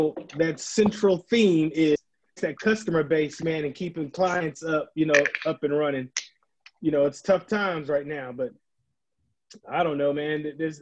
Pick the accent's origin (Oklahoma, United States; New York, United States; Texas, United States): Texas, United States; San Antonio; but I'm originally from San Antonio, Texas.